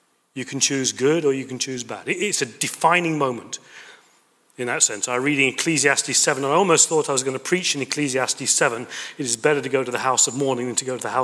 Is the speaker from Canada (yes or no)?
no; United Kingdom; moved away as an adult; also born or lived in Toulouse, France; I'm British